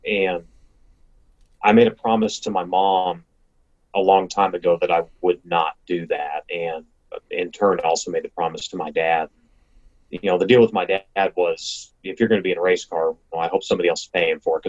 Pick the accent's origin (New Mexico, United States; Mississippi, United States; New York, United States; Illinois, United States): New Mexico, United States; Las Cruces; the track I grew up at in Las Cruces